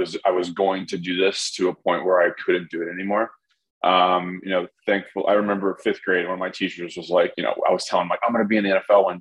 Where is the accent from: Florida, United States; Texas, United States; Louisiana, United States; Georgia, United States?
Louisiana, United States; Baton Rouge; moved away as an adult; also born or lived in Chicago; Born in Baton Rouge, Louisiana